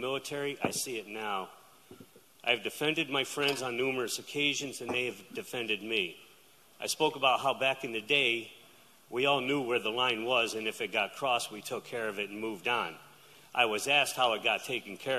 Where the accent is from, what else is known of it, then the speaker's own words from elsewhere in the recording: Saratoga Springs, New York, United States; Saratogian, born and bred